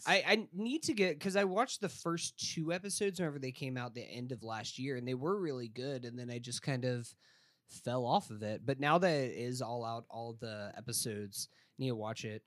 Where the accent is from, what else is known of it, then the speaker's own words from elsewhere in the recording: Tallahassee, Florida, United States; I grew up in Tallahassee, Florida, which did not have a professional sports team